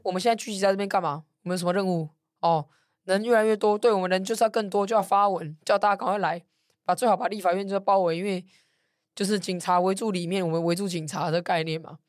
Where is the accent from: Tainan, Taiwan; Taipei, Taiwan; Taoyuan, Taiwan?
Taipei, Taiwan; 我在文山区出生长大，然后又在这边选过立委